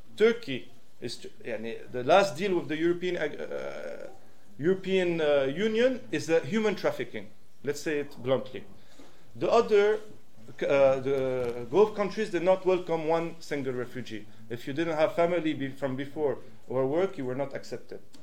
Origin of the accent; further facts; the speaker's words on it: Switzerland; English is a second language; also born or lived in Syria; I'm Syrian Swiss and I grew up in Switzerland